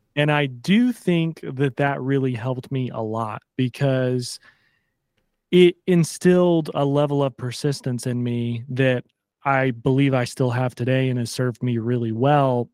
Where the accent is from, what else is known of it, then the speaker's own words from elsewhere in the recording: Pensacola, Florida, United States; moved away as an adult; also born or lived in Savannah, Georgia / New York City; it is home. Born and raised